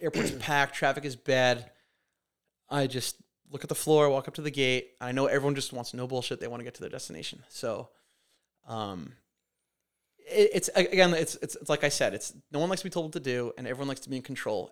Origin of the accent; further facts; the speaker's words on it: Montauk, New York, United States; I'll never be able to buy a house in my hometown